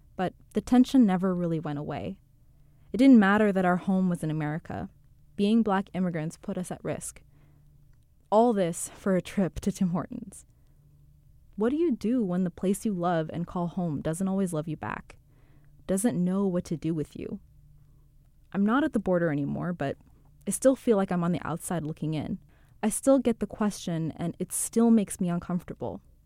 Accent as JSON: {"language": "English", "town": "Seattle", "region": "Washington", "country": "United States", "also_born_or_lived": "Canada", "moved": "as an adult", "lives_now": "New York, United States", "said": "I'm from Seattle. We moved there after my dad got an H one B visa"}